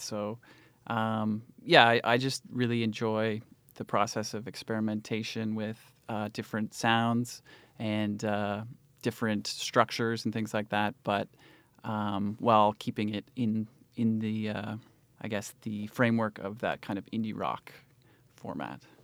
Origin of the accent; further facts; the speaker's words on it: Cambridge, Ontario, Canada; I grew up in Cambridge, Ontario, and it was pretty quiet there.